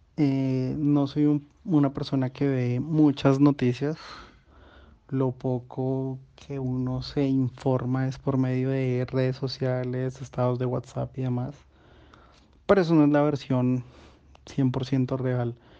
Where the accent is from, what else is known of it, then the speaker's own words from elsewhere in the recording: Colombia; nosotros como colombianos